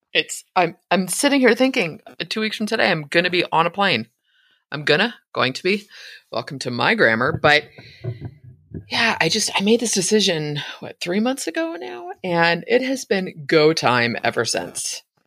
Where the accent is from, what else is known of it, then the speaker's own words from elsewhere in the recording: San Francisco, California, United States; moved away as an adult; now in Idaho, United States; I was born in San Francisco, raised in Northern California